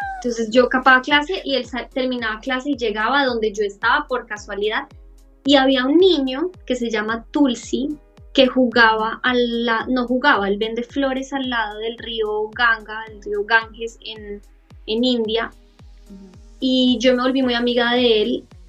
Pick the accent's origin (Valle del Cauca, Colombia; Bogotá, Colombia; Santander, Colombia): Bogotá, Colombia; moved away as an adult; also born or lived in Australia; soy de Colombia, pero estoy viviendo en Australia